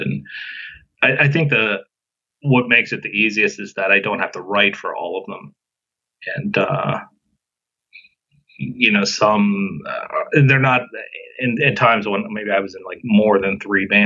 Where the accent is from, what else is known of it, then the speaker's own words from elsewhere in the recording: North Huntingdon, Pennsylvania, United States; now in Forest Hills, United States; I grew up in North Huntington, where Jake was from